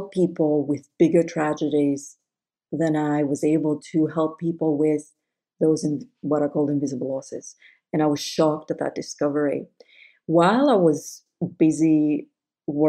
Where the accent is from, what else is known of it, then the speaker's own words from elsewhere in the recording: Greece; moved away; I grew up Greek Orthodox in Greece.